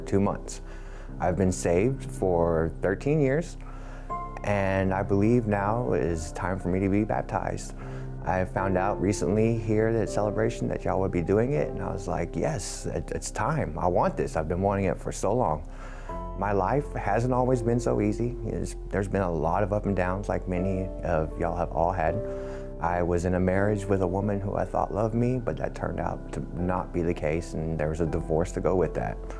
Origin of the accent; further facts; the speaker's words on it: Dallas, Texas, United States; moved away as an adult; now in Houston, United States; I am from Dallas. I've only been in the Houston area for about a year now